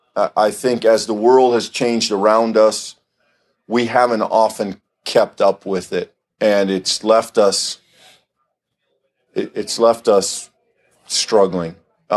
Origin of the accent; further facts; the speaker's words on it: Iowa, United States; also born or lived in Denton, Texas / Louisville, Kentucky; my family and I moved up from Texas. I grew up in Iowa, small town Iowa, down by Sioux City.